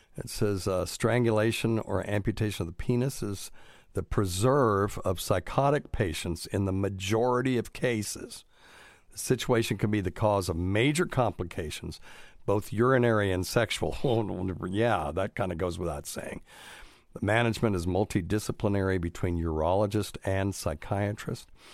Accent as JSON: {"language": "English", "region": "North Carolina", "country": "United States", "moved": "as an adult", "lives_now": "Tennessee, United States", "said": "I'm from North Kakalaki"}